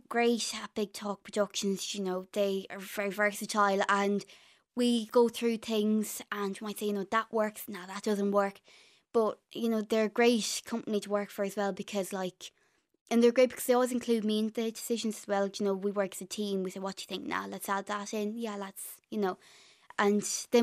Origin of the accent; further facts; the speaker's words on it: Galway, Connacht, Ireland; accent: Irish; I had an Irish accent.